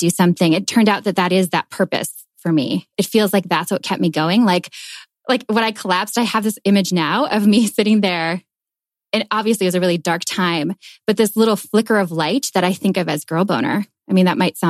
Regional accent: Minnesota, United States; moved away as an adult; also born or lived in New York / Paris; I'm originally from Minnesota, and I moved to New York and then to Paris after high school.

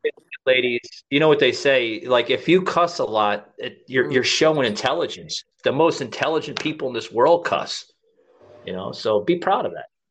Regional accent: New York, United States; I'm from New York.

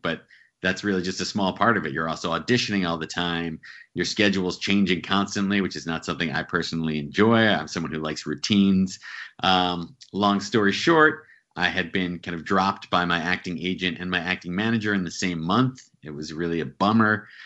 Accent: central New Jersey, United States; now in New York City, United States; Grew up in New Jersey, uh, central New Jersey, about an hour from New York City.

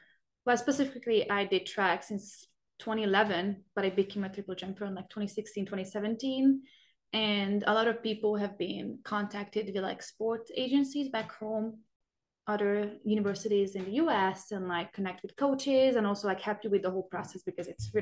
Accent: Budapest, Hungary; moved away as an adult; also born or lived in Idaho, United States; now in United States; I am originally from Budapest, Hungary, and I have been studying in the US for over 5 years now.

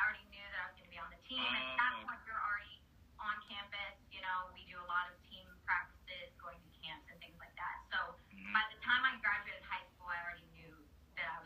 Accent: Southern Indiana, United States; I'm from Southern Indiana, so everyone that I know usually from a high school like goes to IU

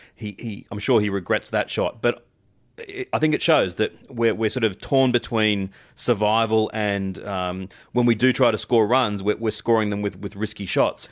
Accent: Australia; as an Australian fan

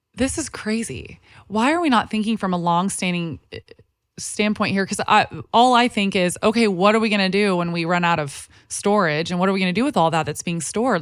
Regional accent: Texas, United States; now in Los Angeles, United States; I grew up in Texas

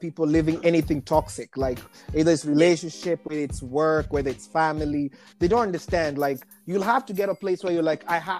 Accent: Wichita, Kansas, United States; now in Seattle, United States; It's like, I'd rather say I'm from Nairobi, I'll make moves faster than if I say I'm from Wichita.

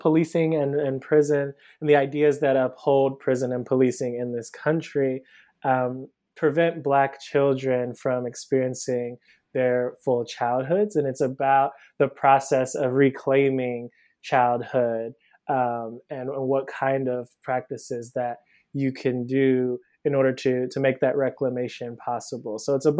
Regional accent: Cleveland, Ohio, United States; now in Brooklyn, United States; So I'm originally from Cleveland, Ohio. I live in Brooklyn now. I moved here about 10 years ago for undergrad.

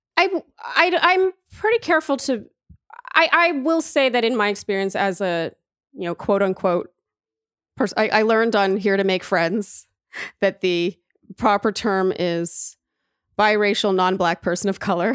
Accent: Canada; also born or lived in Germany; now in New York, United States; I am so Canadian

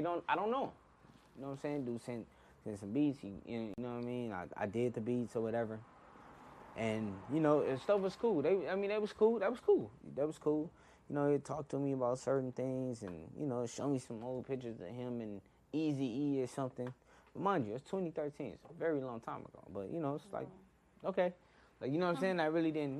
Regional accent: Inglewood, California, United States; I was born in Inglewood, born and raised in Inglewood

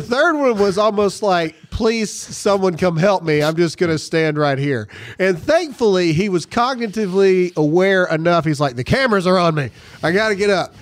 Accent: Mississippi, United States; my home state of Mississippi

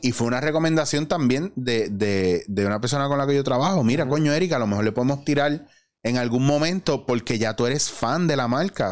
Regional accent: Puerto Rico; Yo me considero súper puertorriqueño y me gusta apoyar el producto local

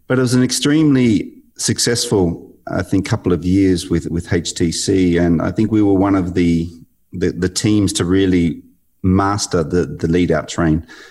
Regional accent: Australia; being an athlete from Australia, growing up in the Australian Institute of Sport environment

